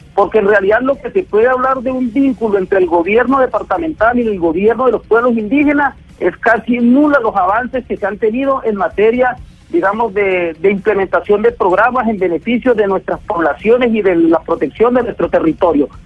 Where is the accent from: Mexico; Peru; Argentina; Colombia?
Colombia; somos los indígenas de la Sierra Nevada con un territorio, una cultura y un gobierno propio